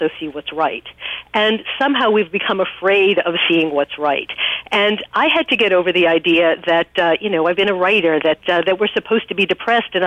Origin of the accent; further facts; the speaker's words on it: New York, United States; I'm from New York